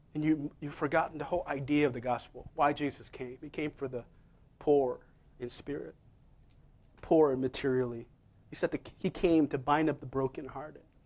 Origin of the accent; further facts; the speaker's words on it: Seoul, South Korea; moved away; I'm from Seoul myself. I was born there.